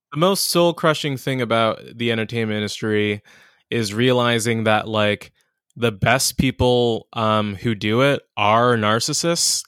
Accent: Inglewood, California, United States; also born or lived in Ladera Heights, Los Angeles; I'm from here. I'm from, um, I'm from Inglewood, um, but I'm from all over L

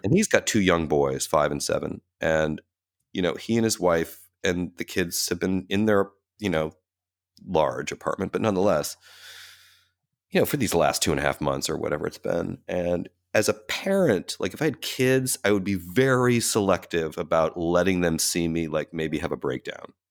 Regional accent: Cleveland, Ohio, United States; now in New York, United States; that whole experience growing up that way in a city like Cleveland

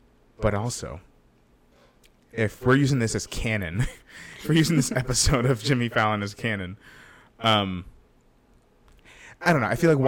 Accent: Australia; Aussie, Aussie. Oi, oi, oi. Aussie, Aussie, Aussie. Oi, oi, oi.

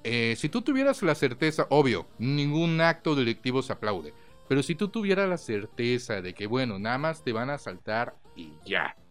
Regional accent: Mexico; como mexicanos

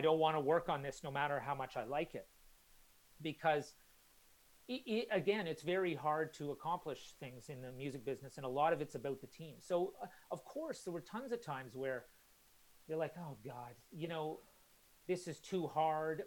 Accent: Calgary, Alberta, Canada; moved away as an adult; also born or lived in Halifax, Canada; now in London, United Kingdom; I grew up in Canada, and then my parents they still live in Calgary

